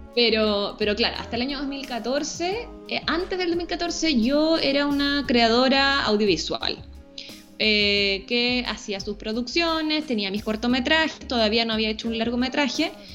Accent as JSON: {"language": "Spanish", "town": "Santiago", "region": "Santiago Metropolitan Region", "country": "Chile", "tie": "born or raised there", "said": "soy santiaguina, nacida en Santiago, y vivo en Santiago"}